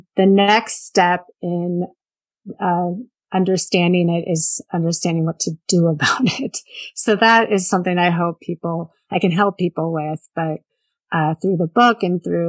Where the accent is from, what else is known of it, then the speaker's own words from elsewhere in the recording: Bay Area, California, United States; I grew up in the Bay Area